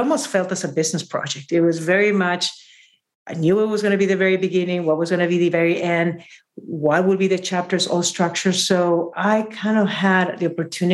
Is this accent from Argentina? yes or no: no; Peru; from Peru